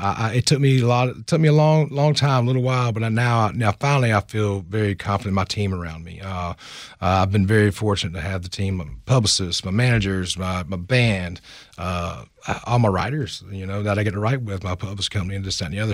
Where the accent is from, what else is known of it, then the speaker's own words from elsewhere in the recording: Sumter, South Carolina, United States; my hometown, and I have to have mom and daddy in it.